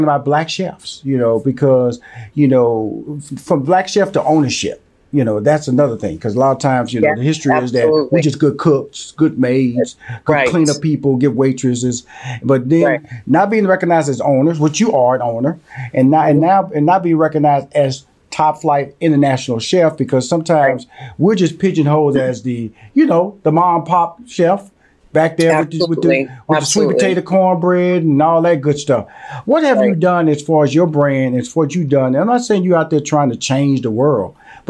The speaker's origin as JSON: {"language": "English", "town": "Houston", "region": "Texas", "country": "United States", "tie": "born or raised there"}